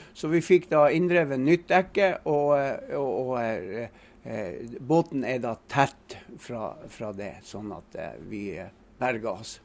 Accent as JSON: {"language": "Norwegian", "town": "Kjelbotn", "region": "Nordland", "country": "Norway", "tie": "born or raised there", "said": "Jeg er født og oppvokst i Kjellbotn og bor i dag i Kjellbotn"}